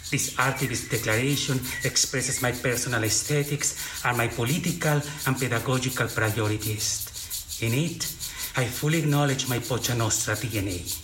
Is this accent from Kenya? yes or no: no; Mexico; accent: heavy Mexican; my heavy Mexican accent